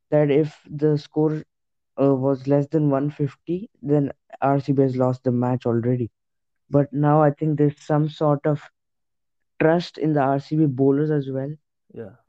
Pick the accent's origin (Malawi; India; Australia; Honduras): India; Maharashtra; So yeah, yeah I'm actually from Maharashtra